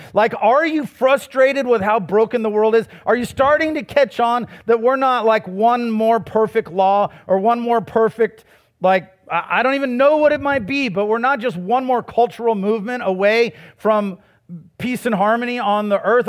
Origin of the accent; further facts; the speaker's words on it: United States; I was born in America, too